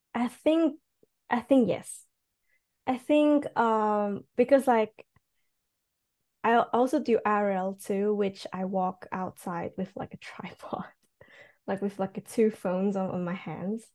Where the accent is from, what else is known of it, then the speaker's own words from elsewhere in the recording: Switzerland; first language Cantonese; English is a second language; moved away as an adult; now in Japan; I'm actually from Switzerland.